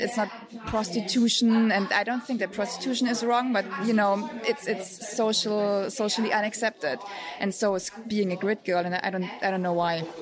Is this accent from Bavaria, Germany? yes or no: yes; Munich, Bavaria, Germany; English is a second language; I'm from Munich